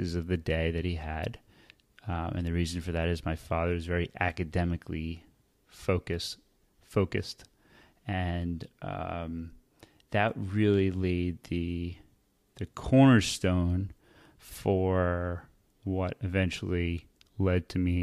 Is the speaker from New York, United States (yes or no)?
no; Bergen County, New Jersey, United States; I grew up in Bergen County, which is right outside of Manhattan